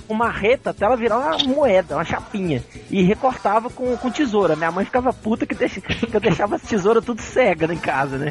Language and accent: Portuguese; Juiz de Fora, Minas Gerais, Brazil; moved away; eu passei grande parte da minha infância e adolescência em Juiz de Fora, na, na casa do meu avô